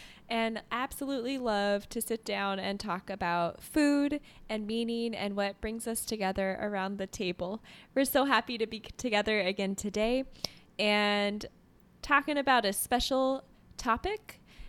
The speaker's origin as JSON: {"language": "English", "country": "Canada", "said": "Oh, I'm French Canadian"}